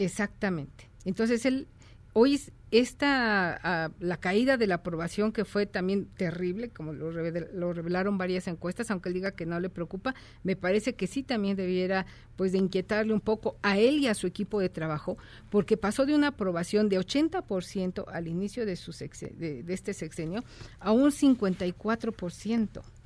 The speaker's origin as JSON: {"language": "Spanish", "country": "Mexico", "said": "nosotros los mexicanos"}